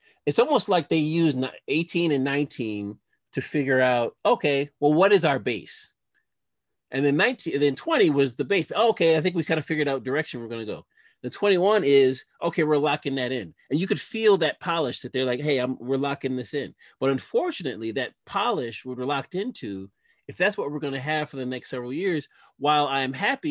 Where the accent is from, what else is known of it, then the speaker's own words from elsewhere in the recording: Chicago, Illinois, United States; me as a Chicagoan